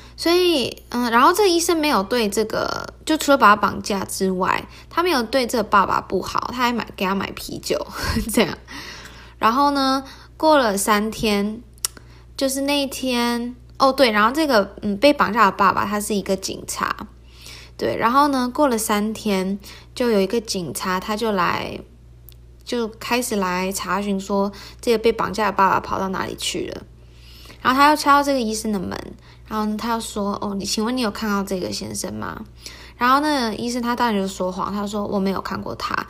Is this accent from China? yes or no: no; Taiwan; 我就是台湾人，所以就会中文